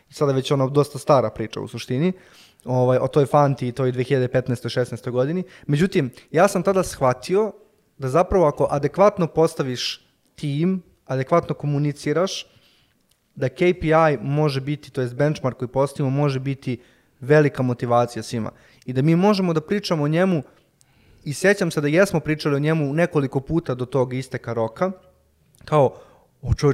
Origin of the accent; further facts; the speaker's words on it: Serbia; ovde baš kod nas u Srbiji